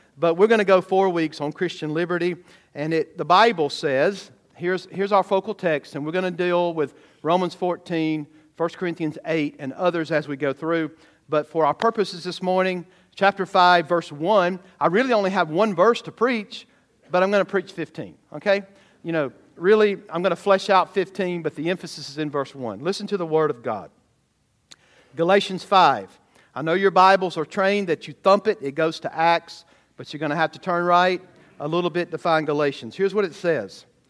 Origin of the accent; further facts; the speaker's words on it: the South, United States; growing up in the South